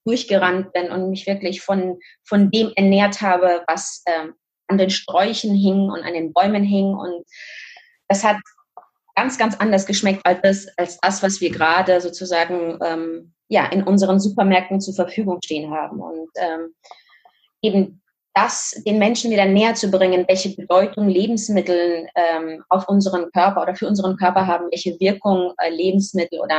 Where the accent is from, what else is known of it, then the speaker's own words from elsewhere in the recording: Kazakhstan; moved away; Und ähm, wie gesagt, also ich komme aus Kasachstan, äh, dementsprechend durfte ich ein bisschen eine andere Welt kennenlernen. Das ist jetzt äh, über 30 Jahre her.